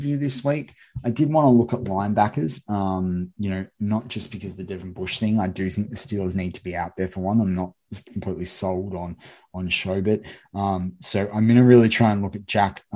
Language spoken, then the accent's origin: English; Australia; I'm obviously an Australian